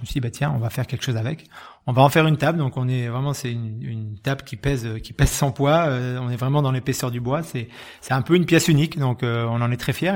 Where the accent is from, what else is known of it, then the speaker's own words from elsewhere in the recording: Graves, Nouvelle-Aquitaine, France; du jardin où j'ai grandi, dans les Graves